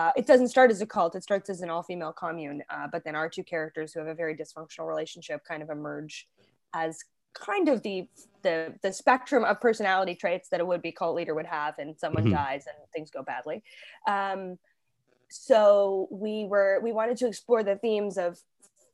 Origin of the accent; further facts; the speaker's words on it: Toronto, Ontario, Canada; also born or lived in Halifax; now in Toronto, Canada; I grew up in Toronto, but I moved back here from Halifax after we made that first season